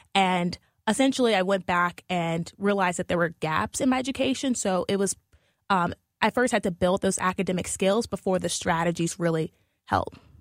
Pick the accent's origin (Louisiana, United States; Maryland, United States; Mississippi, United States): Louisiana, United States; New Orleans; moved away as an adult; now in St. Louis, United States; I'm originally from New Orleans